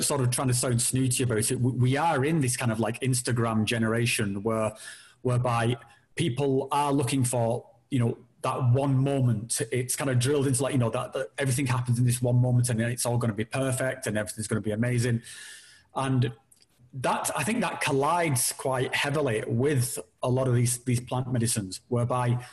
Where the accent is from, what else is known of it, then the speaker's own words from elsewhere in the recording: United Kingdom; we're all British